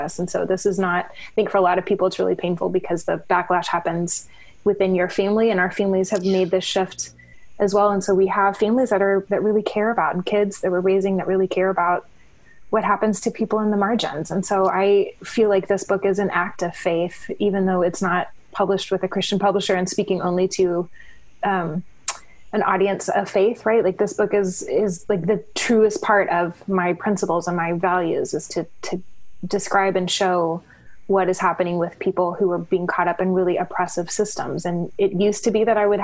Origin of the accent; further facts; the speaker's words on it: Abilene, Texas, United States; I grew up in Abilene, Texas